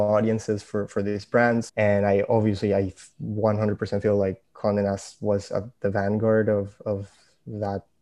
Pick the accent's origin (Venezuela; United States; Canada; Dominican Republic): Venezuela; moved away; I'm originally from Venezuela